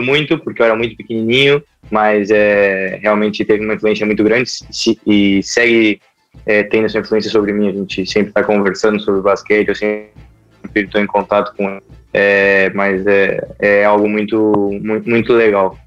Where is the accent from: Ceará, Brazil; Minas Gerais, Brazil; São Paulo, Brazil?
São Paulo, Brazil; Rio Claro; moved away as an adult; also born or lived in Limeira; Eu comecei em Rio Claro, na minha cidade natal